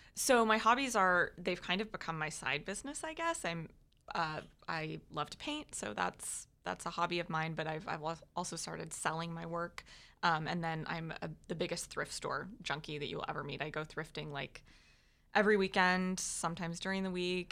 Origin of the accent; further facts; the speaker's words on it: Jacksonville, Florida, United States; also born or lived in North Georgia / Dallas, Texas; I was born in North Georgia, but I've lived in Jacksonville since I was like two